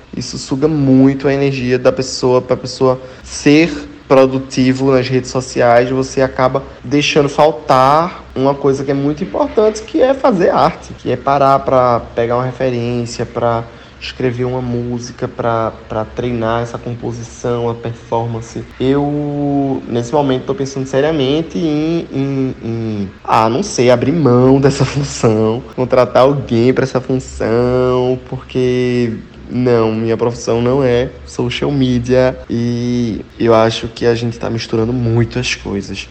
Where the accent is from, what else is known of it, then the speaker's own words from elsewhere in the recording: Recife, Pernambuco, Brazil; eu sou de Recife, onde o movimento brega é muito forte